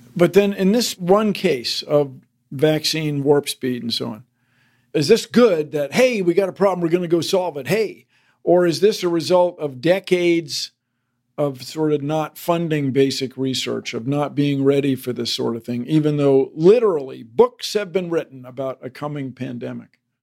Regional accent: Washington, District of Columbia, United States; where I grew up in Washington D.C.

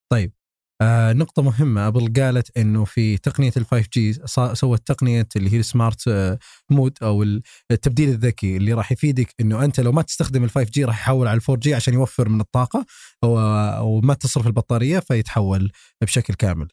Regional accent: Saudi Arabia; عندنا في السعوديه

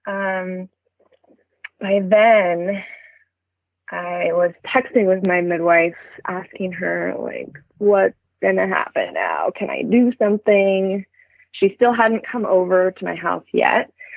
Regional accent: Berkeley, California, United States; also born or lived in Treasure Island, San Francisco Bay Area; we're moving to Berkeley soon, which is my hometown

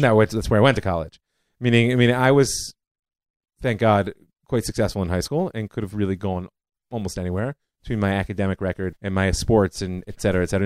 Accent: Cleveland, Ohio, United States; moved away as an adult; now in Israel; I grew up in Cleveland, Ohio

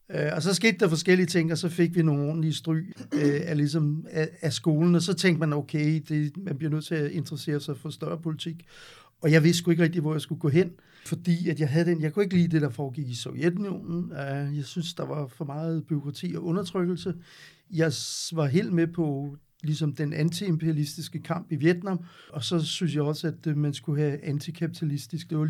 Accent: Gentofte, Capital Region of Denmark, Denmark; Jeg, jeg kommer fra Vanget, og øh, gik i skole i Gentofte.

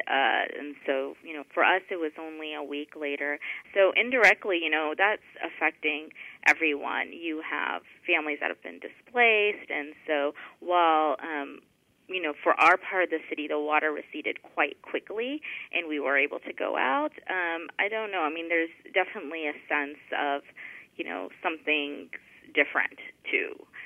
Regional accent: Houston, Texas, United States; I grew up in Houston and have lived through a number of storms.

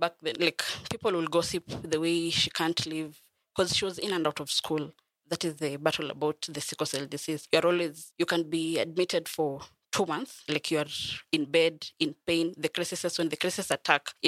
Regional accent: Bungoma, Bungoma County, Kenya; also born or lived in Kakamega; I was born in Kakamega, but I was raised in Bungoma

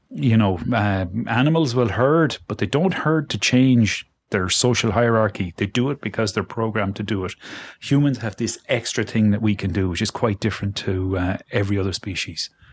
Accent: Galway, Connacht, Ireland; now in Dublin, Ireland; Galway, my hometown

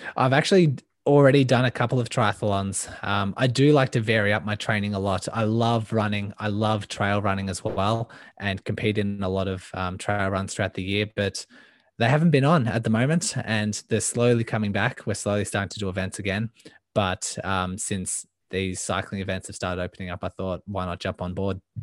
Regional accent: Melbourne, Victoria, Australia; I am from Melbourne, Australia, born and raised

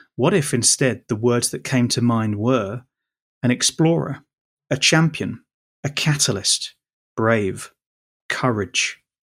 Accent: London, United Kingdom; just a poor boy from Shepherd's Bush

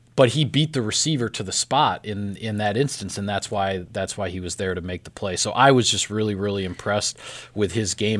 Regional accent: Platteville, Wisconsin, United States; in Platteville in my hometown

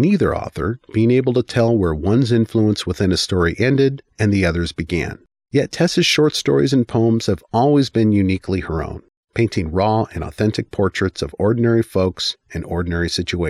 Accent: Yakima, Washington, United States; as he hailed from my hometown of Yakima, Washington, and had even attended the same community college as me.

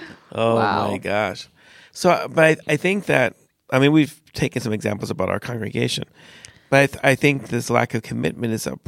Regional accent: United States; also born or lived in California; I'm an American.

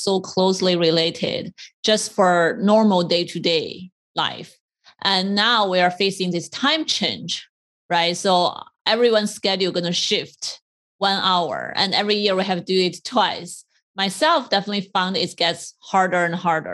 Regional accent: China; moved away as an adult; now in United States; I grew up in China.

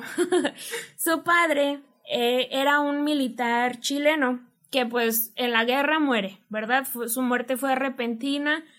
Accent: Monterrey, Nuevo León, Mexico; nosotros somos bien regias de Monterrey.

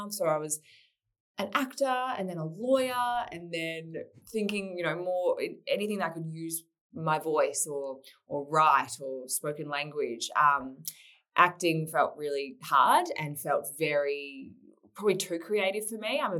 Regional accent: Melbourne, Victoria, Australia; I'm I'm a Melbourne girl originally, so I'm back in Melbourne now. I was born in born in Melbourne.

